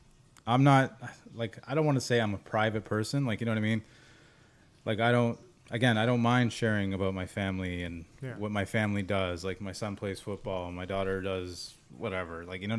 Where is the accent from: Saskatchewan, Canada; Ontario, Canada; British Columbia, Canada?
Ontario, Canada; Toronto; I grew up in Regent Park downtown.